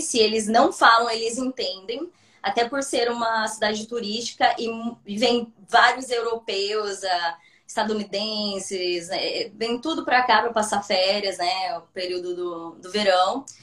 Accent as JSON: {"language": "Portuguese", "country": "Brazil", "moved": "as an adult", "lives_now": "Budva, Montenegro", "said": "eu sou do Brasil"}